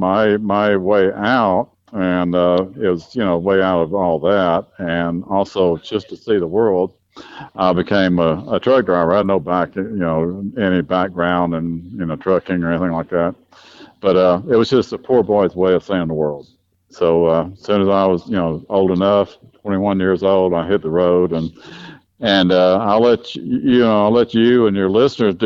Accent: Dallas, Texas, United States; also born or lived in Tyler, Texas; I was raised in Dallas, Texas

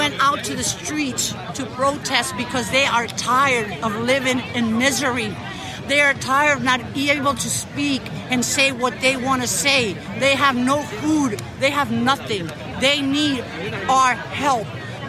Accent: Florida, United States; because I'm from Florida

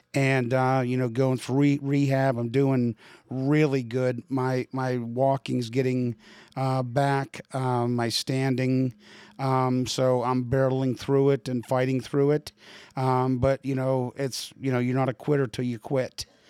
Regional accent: Pittsburgh, Pennsylvania, United States; moved away; also born or lived in Midwest; I'm from Pittsburgh, so I know what the East Coast is all about

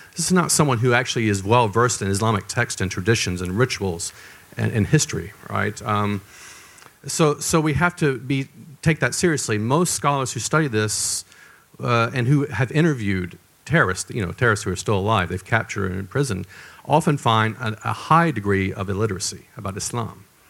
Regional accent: the South, United States; I'm from the South in the United States.

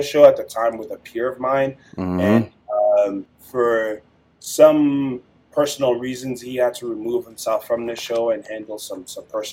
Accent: DR Congo; now in Colorado, United States; I'm a kid from Democratic Republic of Congo, but I live in Colorado now

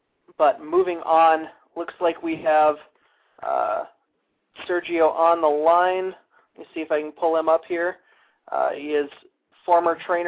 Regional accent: Minnesota, United States; also born or lived in Wisconsin; I was born in Wisconsin, raised here in Minnesota. So I've lived in Minnesota almost my entire life

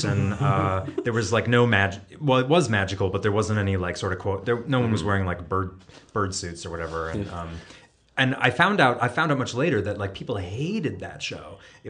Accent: Cooperstown, New York, United States; I grew up in Cooperstown, like 10 minutes from Glimmerglass.

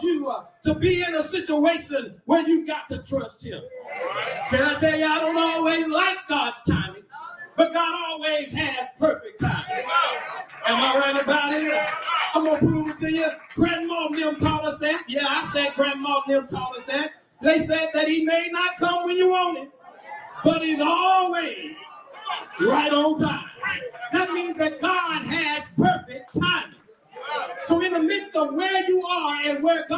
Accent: Garland, Texas, United States; I come from East Garland

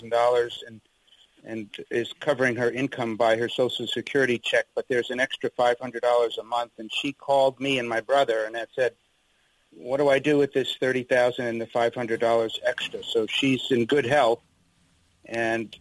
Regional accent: Northeast, United States; now in West Virginia, United States; I'm from the Northeast

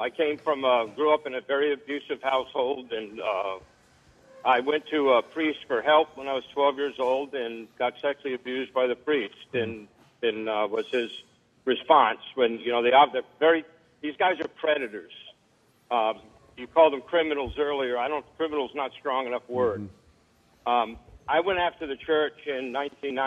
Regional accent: Rhode Island, United States; I grew up in Rhode Island.

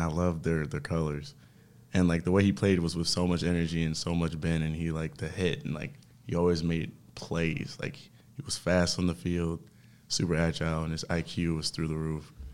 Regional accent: Detroit, Michigan, United States; moved away as an adult; also born or lived in Princeton; I come from Detroit, Michigan

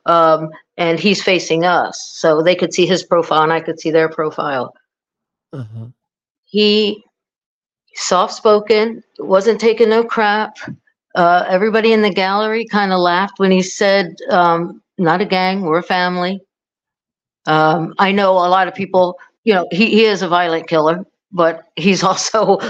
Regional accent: South Florida, United States; we're from South Florida

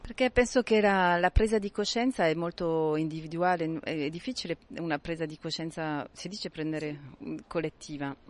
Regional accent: Marseille, Provence-Alpes-Côte d'Azur, France; vengo da Marsiglia

